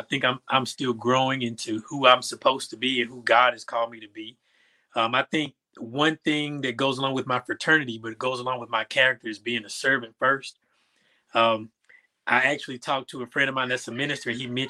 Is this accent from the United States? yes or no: yes; Little Rock, Arkansas, United States; I was born in 86, so that era was a heavy crack epidemic era. So Little Rock was a rough and tumble place to grow up in.